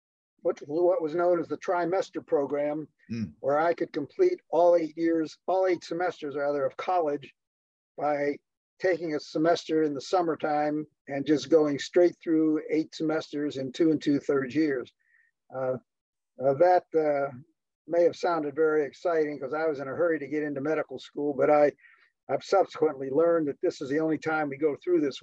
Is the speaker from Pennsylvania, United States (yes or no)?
yes; Pittsburgh, Pennsylvania, United States; moved away; also born or lived in Ann Arbor, Michigan; I had a very routine, unexciting childhood growing up in the Steel City, Pittsburgh, Pennsylvania